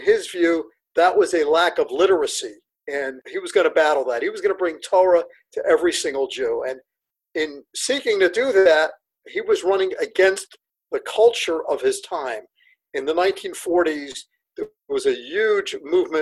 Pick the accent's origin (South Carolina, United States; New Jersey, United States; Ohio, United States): New Jersey, United States; Lakewood; I did grow up in Lakewood, New Jersey